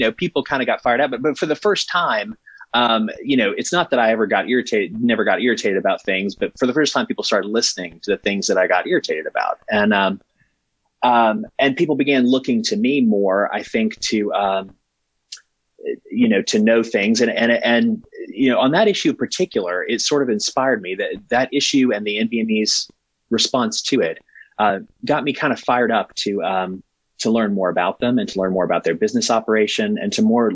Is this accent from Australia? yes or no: no; southwestern Virginia, United States; I grew up in southwestern Virginia, out where, you know, Virginia and Kentucky and West Virginia and Tennessee